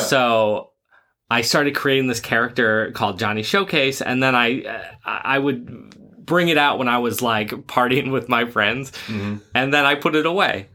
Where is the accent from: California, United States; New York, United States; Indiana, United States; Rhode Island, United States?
Rhode Island, United States; I'm from Rhode Island